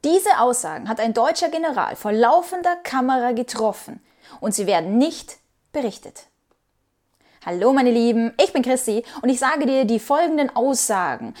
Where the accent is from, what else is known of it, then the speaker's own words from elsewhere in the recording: Ukraine; moved away; ich bin Ukrainerin